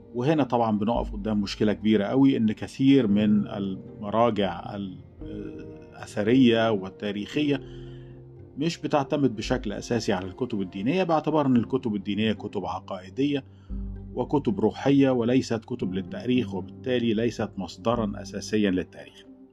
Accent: Egypt; عندنا في مصر

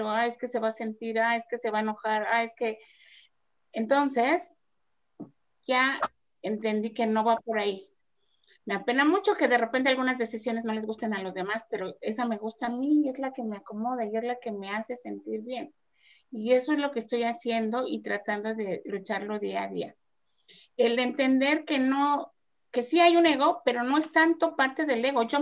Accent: Mexico; de México y su mamá de Dorian.

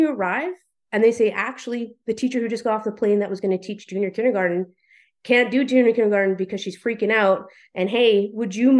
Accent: Vernon, British Columbia, Canada; moved away as an adult; If I had continued to live in Vernon, British Columbia, which I love as my hometown

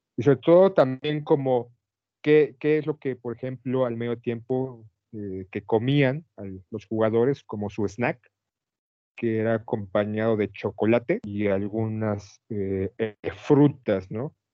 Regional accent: Mexico City, Mexico; somos defeños o antiguos defeños

